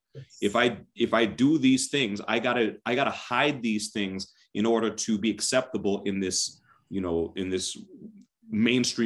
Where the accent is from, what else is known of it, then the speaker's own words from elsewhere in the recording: United States; I'm a Jamaican American, you know, I'm first generation here in the continent of my family